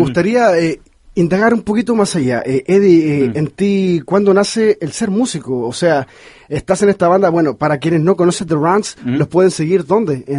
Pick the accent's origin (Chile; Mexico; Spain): Chile; now in Los Angeles, United States; yo soy chileno